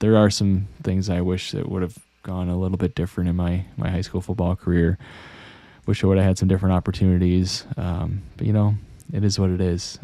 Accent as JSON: {"language": "English", "town": "Monroe", "region": "Wisconsin", "country": "United States", "tie": "born or raised there", "also_born_or_lived": "Madison, Wisconsin", "said": "Monroe is more than my hometown. It's where I grew up"}